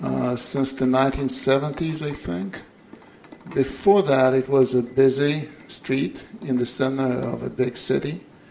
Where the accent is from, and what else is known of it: Moscow, Russia; born or raised there